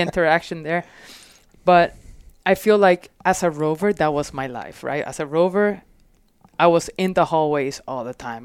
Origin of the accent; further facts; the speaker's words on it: Puerto Rico; also born or lived in Florida; now in Phoenix, United States; So, growing up in Puerto Rico was, like, constant discovery and nature